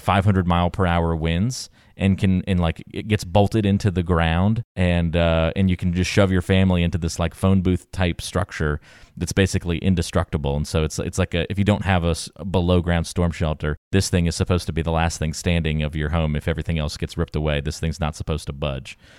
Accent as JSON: {"language": "English", "region": "East Coast", "country": "United States", "tie": "born or raised there", "said": "Growing up on the East Coast, we just had a basement"}